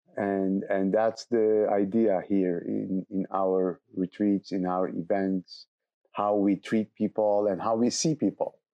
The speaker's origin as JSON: {"language": "English", "region": "Istanbul", "country": "Turkey", "tie": "born or raised there", "also_born_or_lived": "south of Turkey", "moved": "as an adult", "lives_now": "Alto Paraíso de Goiás, Brazil", "said": "I'm, I'm from Istanbul and I grew up in Istanbul"}